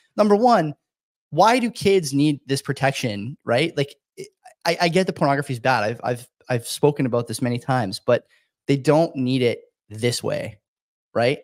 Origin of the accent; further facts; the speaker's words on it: Hamilton, Ontario, Canada; a university in my hometown, Hamilton, McMaster